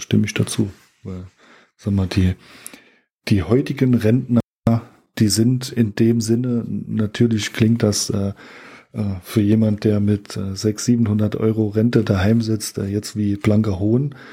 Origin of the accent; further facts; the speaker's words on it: Germany; wir als Deutsche